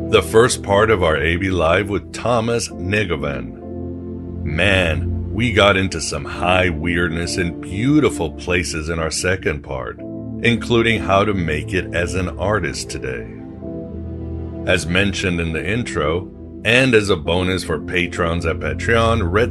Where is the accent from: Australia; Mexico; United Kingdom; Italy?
Mexico; English is a second language; also born or lived in Europe; I don't know how big he is in the United States, but when I grew up in Mexico and Europe, he was like the rock star.